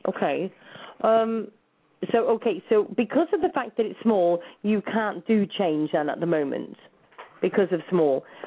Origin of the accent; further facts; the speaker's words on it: England, United Kingdom; moved away as an adult; also born or lived in New Zealand; I'm from England